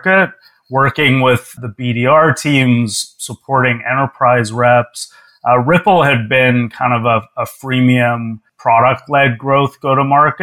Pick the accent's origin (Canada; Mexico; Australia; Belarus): Canada; Toronto, Ontario; moved away as an adult; also born or lived in New York; I moved from my hometown of Toronto to New York